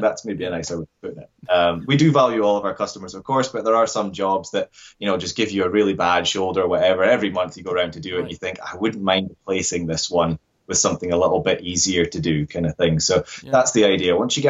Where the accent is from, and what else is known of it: Scotland, United Kingdom